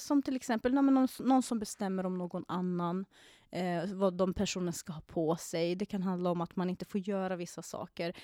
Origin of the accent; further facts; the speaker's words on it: Iraq; now in Sweden; jag kommer själv från Irak